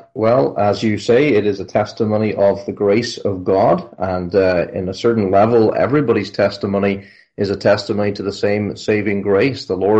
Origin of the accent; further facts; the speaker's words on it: Northern Ireland, United Kingdom; also born or lived in Scotland; So I was born in Scotland. I was raised, however, in Northern Ireland, so I guess that means I'm Scots-Irish.